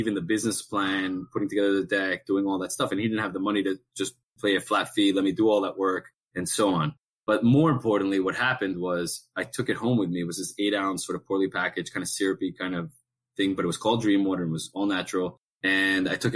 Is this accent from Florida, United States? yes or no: yes; Miami, Florida, United States; moved away; also born or lived in New York City; I've lived in New York several times, even though I'm from Miami